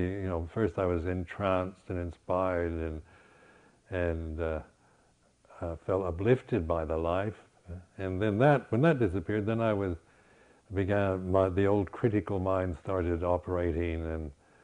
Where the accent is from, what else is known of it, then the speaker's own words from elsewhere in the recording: United States; moved away as an adult; also born or lived in Berkeley; being an American